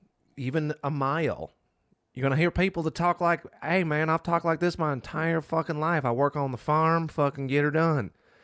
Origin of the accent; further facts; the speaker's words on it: Minnesota, United States; Hey, I'm from Minnesota.